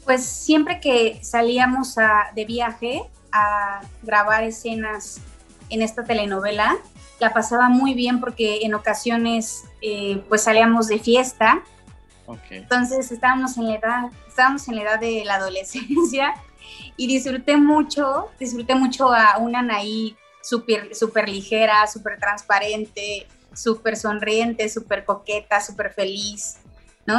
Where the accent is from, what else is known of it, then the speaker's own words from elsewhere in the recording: Mexico City, Mexico; Soy de la Ciudad de México